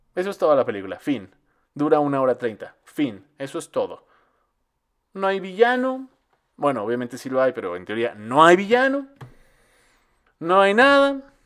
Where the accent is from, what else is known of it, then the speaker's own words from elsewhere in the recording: Mexico; Nosotros como mexicanos